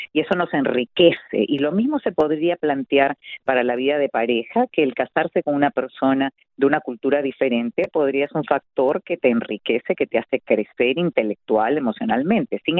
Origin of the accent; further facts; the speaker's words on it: Peru; also born or lived in Santiago de Cuba, Cuba; porque mi papá se casa con mi madre allí y cuando ya la revolución adquiere un carácter que para él muy premonitoriamente estaba siendo comunista, entonces decide ya que nos fuéramos a Perú cuando yo tenía solo